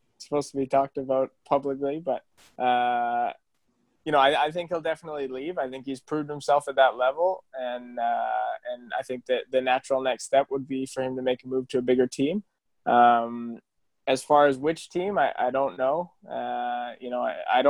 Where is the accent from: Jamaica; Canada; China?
Canada; moved away; also born or lived in Spain; I came from Canada